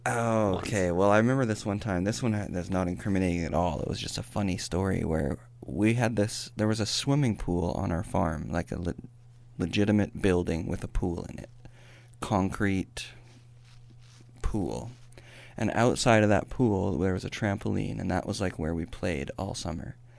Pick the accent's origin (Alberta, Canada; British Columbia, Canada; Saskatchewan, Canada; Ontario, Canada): Alberta, Canada; Welling; moved away; also born or lived in Raymond, Alberta; I was lived my entire life in Welling, Alberta, which is just outside of Raymond. I grew up in one house about two miles away from a farm that my dad worked on